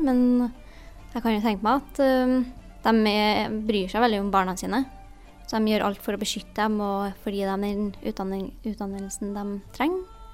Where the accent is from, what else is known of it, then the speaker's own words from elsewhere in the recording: Norway; jeg er jo født og oppvokst her i Norge